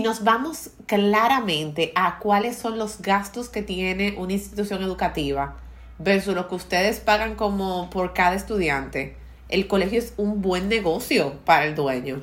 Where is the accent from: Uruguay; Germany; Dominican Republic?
Dominican Republic; culturas como la dominicana, donde nos obligan a comer los padres desde pequeños